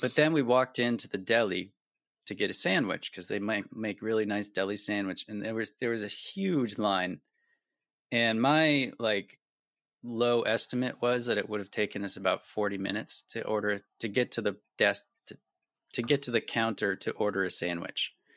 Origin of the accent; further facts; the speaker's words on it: near the Adirondacks, New York, United States; I grew up near the Adirondacks and did a lot of camping